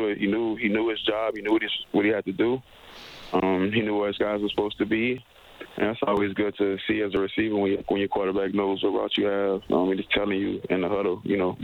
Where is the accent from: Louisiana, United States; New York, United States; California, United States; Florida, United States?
Louisiana, United States; Gretna; I grew up in New Orleans, Louisiana, on the west bank of it, a little city called Gretna